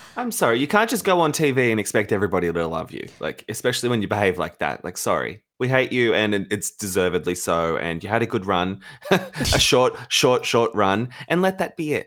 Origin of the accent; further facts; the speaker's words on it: Australia; we're Australian